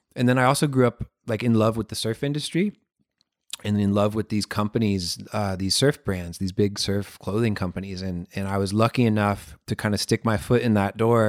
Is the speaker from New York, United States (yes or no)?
no; Florida, United States; I live in Florida. I grew up in Florida.